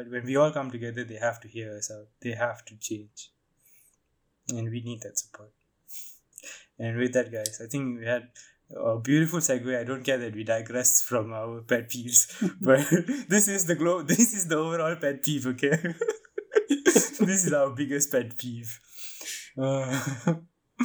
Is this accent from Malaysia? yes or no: yes; Malaysia; As a Malaysian Indian